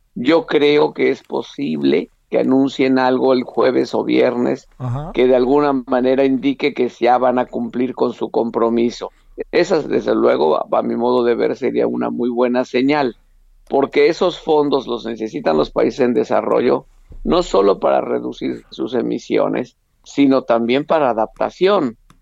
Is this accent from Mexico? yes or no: yes; Mexico; como eh, mexicano fui invitado a estar en la reunión